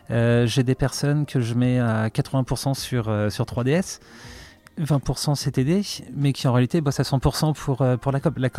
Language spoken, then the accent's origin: French; Dieppe, Normandy, France; je suis rouennais, j'ai 39 ans, bientôt 40 en fin d'année. je suis originaire de Dieppe, euh, donc euh, dans le pays de Co, à côté de, Rouen